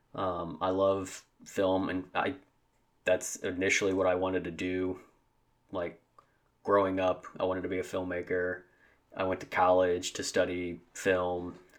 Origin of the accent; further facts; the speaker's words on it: Southeast Missouri, United States; I grew up in Southeast Missouri and a small town, a very, very small town. Um, I've always lived in Missouri